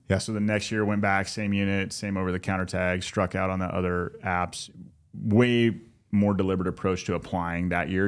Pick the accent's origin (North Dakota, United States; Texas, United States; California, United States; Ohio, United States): California, United States; Southern; moved away; we didn't know each other growing up, but we grew up in Southern California